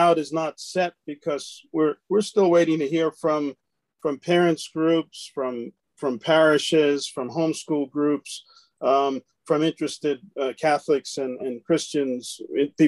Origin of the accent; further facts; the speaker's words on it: East Coast, United States; now in Lincoln, United States; I grew up on the East Coast